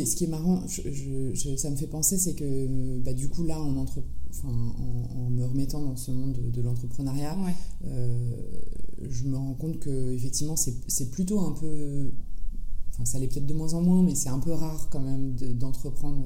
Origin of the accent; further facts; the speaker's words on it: France; also born or lived in San Francisco, United States; je suis née en France et j'ai grandi en France. j'ai passé une partie de mon enfance à San Francisco